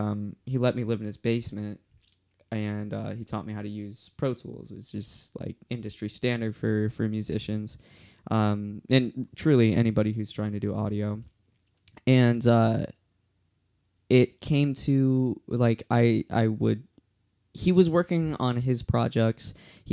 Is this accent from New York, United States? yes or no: no; Chicago, Illinois, United States; moved away as an adult; now in Austin, United States; I was living in Illinois. For everyone that doesn't know me, I am actually from Chicago, and I moved to Austin, Texas to make this album and a movie accompanying it.